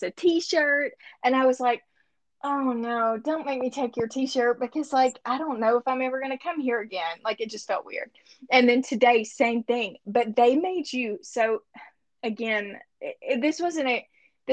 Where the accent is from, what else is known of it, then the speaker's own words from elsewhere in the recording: Monticello, United States; moved away as an adult; now in Bentonville, United States; the church that I grew up in Monticello